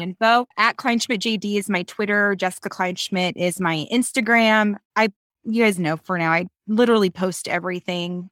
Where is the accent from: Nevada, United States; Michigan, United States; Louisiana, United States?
Nevada, United States; Reno; I'm from Reno